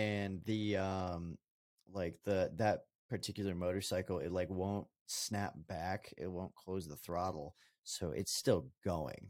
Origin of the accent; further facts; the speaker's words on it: Colorado, United States; I'm from Colorado